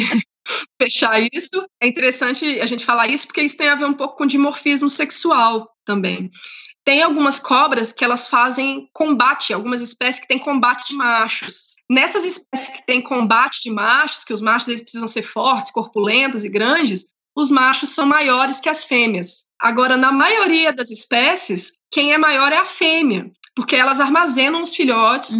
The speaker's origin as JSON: {"language": "Portuguese", "region": "interior of Goiás", "country": "Brazil", "tie": "born or raised there", "moved": "yes", "said": "Eu, eu morei no interior de Goiás, eu sou de Goiás"}